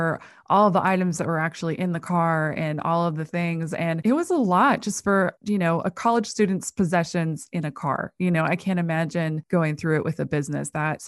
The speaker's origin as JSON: {"language": "English", "region": "Midwest", "country": "United States", "tie": "born or raised there", "said": "I grew up in the Midwest. I know your ilk."}